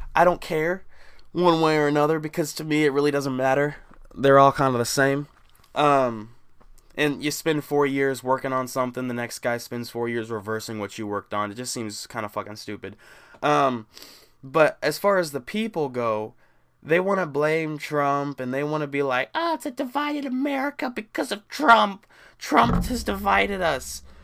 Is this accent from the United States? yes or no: yes; Midwest, United States; me growing up in the Midwest